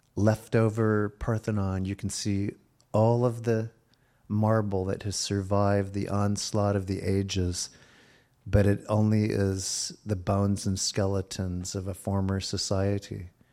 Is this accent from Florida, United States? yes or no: no; Virginia, United States; I was born in Virginia